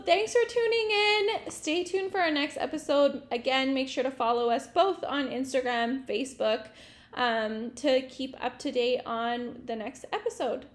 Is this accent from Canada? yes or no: yes; Regina, Saskatchewan, Canada; also born or lived in Vancouver; I am also from Regina